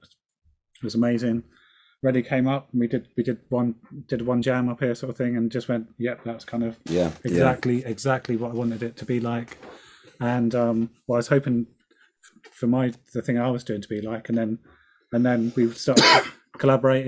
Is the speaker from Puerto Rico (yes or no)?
no; Southampton, South East England, United Kingdom; now in Bristol, United Kingdom; I'm originally from a place called Southampton, which is the bum of England